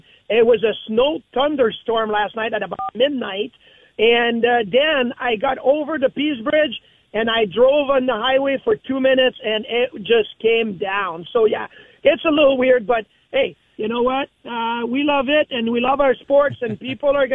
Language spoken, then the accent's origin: English; Quebec City, Quebec, Canada; now in East Aurora, United States; I'm a boy from Quebec City